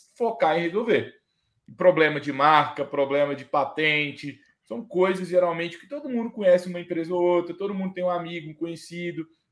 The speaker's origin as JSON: {"language": "Portuguese", "town": "Itabira", "region": "Minas Gerais", "country": "Brazil", "tie": "born or raised there", "said": "na minha cidade, por exemplo, eu nasci em Itabira, que é cidade de, uma cidade de mineração"}